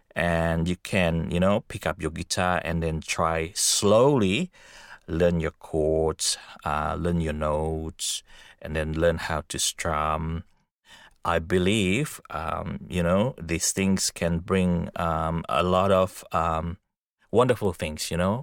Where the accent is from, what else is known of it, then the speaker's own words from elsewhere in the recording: Indonesia; now in Australia; I came from Indonesia.